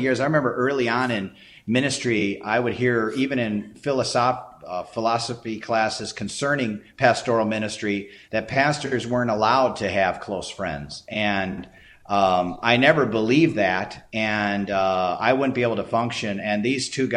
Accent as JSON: {"language": "English", "town": "Chicago", "region": "Illinois", "country": "United States", "tie": "born or raised there", "also_born_or_lived": "Clarks Summit, Pennsylvania / Decatur, Illinois", "moved": "as an adult", "lives_now": "Warrenton, United States", "said": "Born and raised in Chicago"}